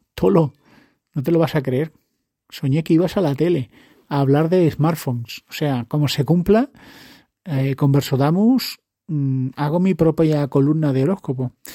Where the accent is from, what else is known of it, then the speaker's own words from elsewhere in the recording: Spain; yo soy español